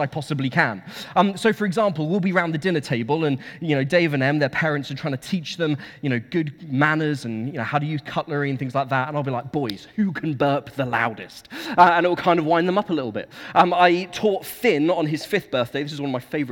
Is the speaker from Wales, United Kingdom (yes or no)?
no; Suffolk, East of England, United Kingdom; moved away as an adult; now in Dorset, United Kingdom; I come from Suffolk. That's where I grew up.